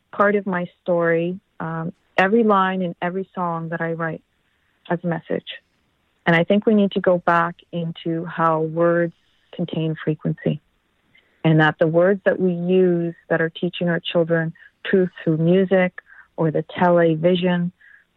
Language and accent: English; Canada; as Canadian citizens